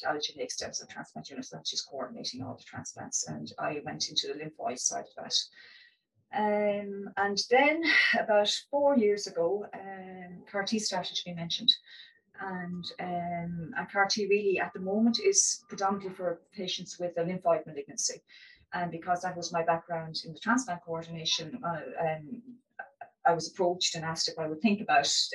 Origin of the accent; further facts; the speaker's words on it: Wexford, Leinster, Ireland; moved away as an adult; also born or lived in Australia; now in Dublin, Ireland; I'm from Wexford